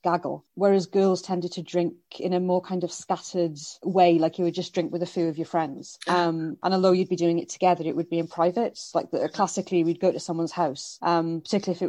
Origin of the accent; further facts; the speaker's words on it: South Wales, United Kingdom; now in London, United Kingdom; growing up in South Wales